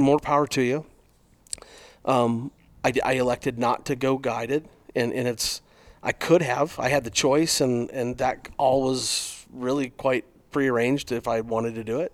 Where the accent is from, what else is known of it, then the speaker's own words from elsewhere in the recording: Arizona, United States; growing up in Arizona